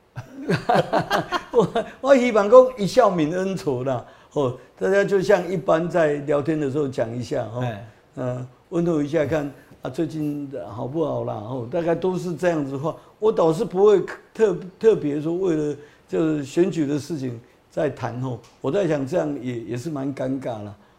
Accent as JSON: {"language": "Chinese", "town": "Taipei", "country": "Taiwan", "tie": "born or raised there", "also_born_or_lived": "Datong District, Taipei", "said": "我在大同区出生嘛，啊，我在中山区成长，所以中山区是，诶，你讲我的分本，期本命地啦"}